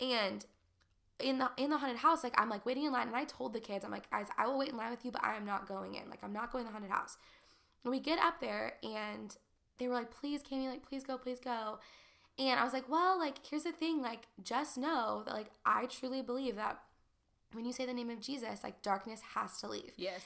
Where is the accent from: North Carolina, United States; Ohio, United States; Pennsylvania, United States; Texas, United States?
Texas, United States; moved away as an adult; also born or lived in Nashville / Los Angeles; growing up in Texas and being in the Bible Belt